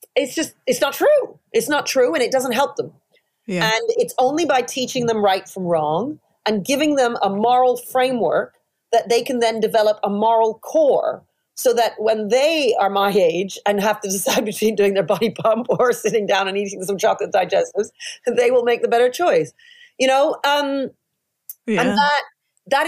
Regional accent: Toronto, Ontario, Canada; now in United Kingdom; I grew up mainly in Toronto

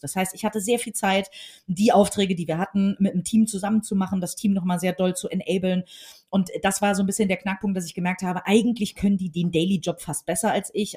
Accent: Hamburg, Germany; ich bin äh, in Hamburg geboren, hier zur Schule gegangen, aufgewachsen

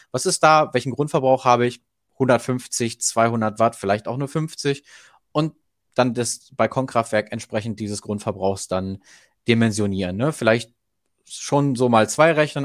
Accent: Germany; bei uns in Deutschland

